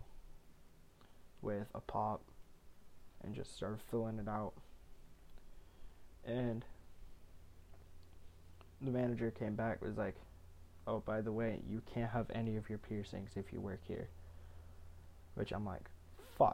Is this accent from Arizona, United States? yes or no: no; Ohio, United States; I'm from Ohio